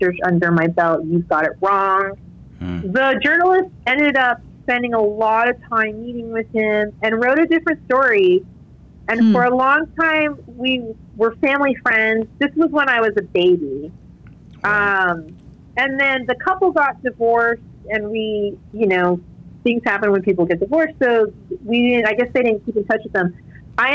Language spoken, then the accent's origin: English; California, United States; moved away as an adult; also born or lived in New York / New Orleans / Vietnam; now in Arkansas, United States; I grew up in California, I went to school in New York